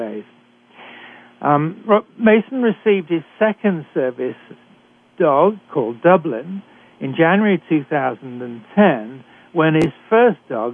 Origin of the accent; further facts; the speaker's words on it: United Kingdom; accent: British; moved away; I'm a physician trained in Britain, as you can tell from my accent